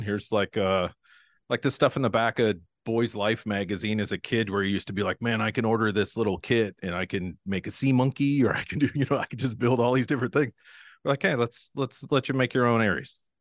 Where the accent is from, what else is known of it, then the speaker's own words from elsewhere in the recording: Pacific Northwest, United States; I'm from the Pacific Northwest, born and raised here.